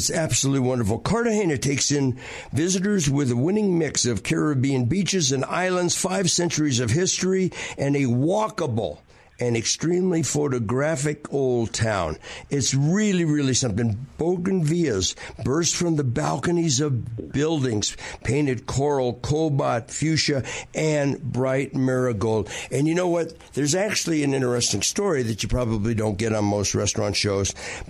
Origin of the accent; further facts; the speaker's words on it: Southern California, United States; We had them in our house growing up in Southern California in the yard.